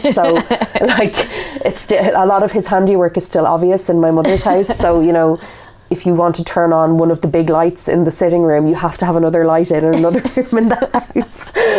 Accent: Kildare, Leinster, Ireland; moved away as an adult; also born or lived in Dublin; now in England; We're from Kildare, which is a county south of Dublin.

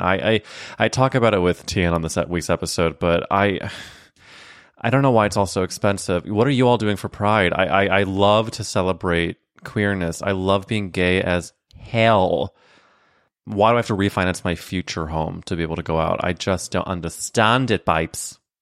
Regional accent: St. Louis, Missouri, United States; I'm from, I'm from Saint Louis

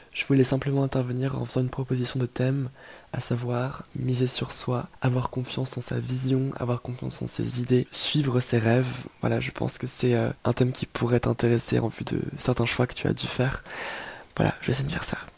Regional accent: Belgium; also born or lived in Liège; je suis belge

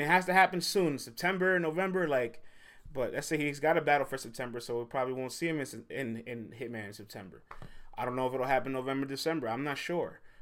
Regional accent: New York City, New York, United States; I'm from the Bronx, man. The Boogie Down. I'm from the Boogie Down

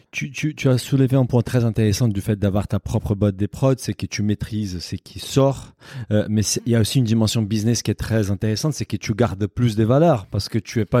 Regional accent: Brazil; moved away; je suis brésilien, un peu plus au sud.

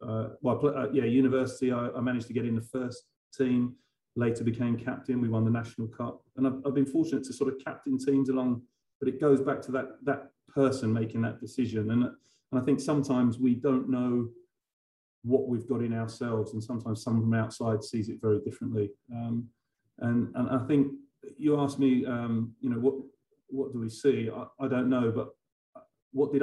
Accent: Harlow, East of England, United Kingdom; I grew up in a really loving family. I'm from Harlow in Essex, but all of my family were from the East End of London

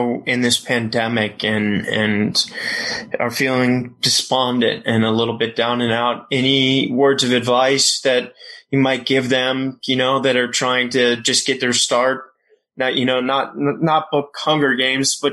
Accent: Richmond, Virginia, United States; I'm from Richmond, Virginia, so I know that accent well

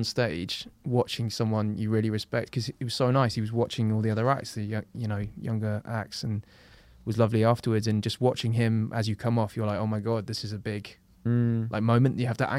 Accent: London, United Kingdom; I'm from London and I'm a comedian.

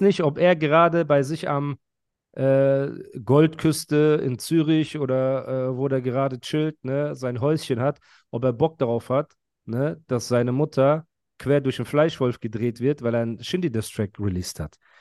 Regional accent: Heidelberg, Baden-Württemberg, Germany; Ich bin Heidelberger

